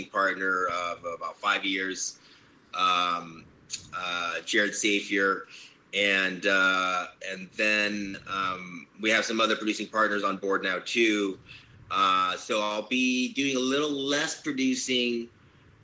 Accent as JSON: {"language": "English", "town": "Long Beach", "region": "California", "country": "United States", "tie": "born or raised there", "said": "I grew up in Long Beach"}